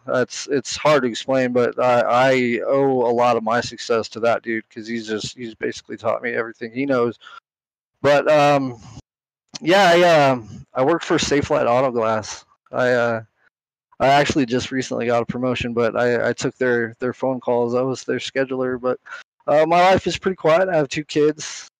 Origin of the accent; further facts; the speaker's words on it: San Bernardino, California, United States; moved away as an adult; also born or lived in North Carolina; now in New Mexico, United States; I grew up in San Bernardino, California. for about nineteen years, uh, lived in North Carolina after that for a while. Ended up here in New Mexico